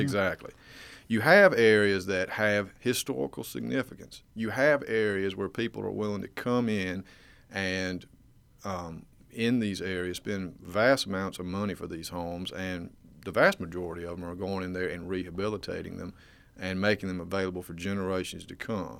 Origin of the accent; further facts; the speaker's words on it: Waynesboro, Georgia, United States; moved away as an adult; now in Athens, United States; I grew up in a town just below Augusta, Georgia called Waynesboro